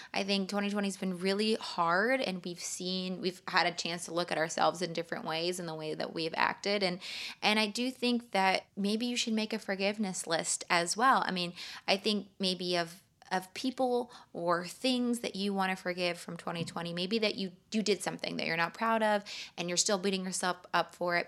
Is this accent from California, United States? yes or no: yes; California, United States; I'm from California